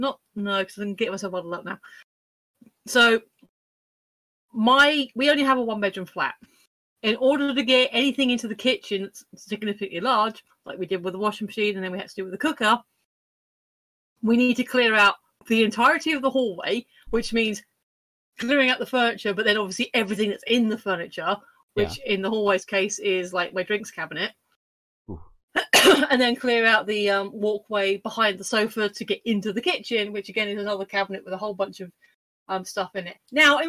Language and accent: English; United Kingdom; I'm British.